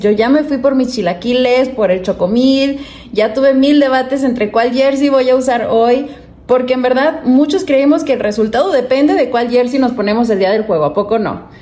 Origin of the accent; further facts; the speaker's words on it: Guadalajara, Jalisco, Mexico; now in United States; Yo crecí en Guadalajara, en una familia muy futbolera, 100% rojinegra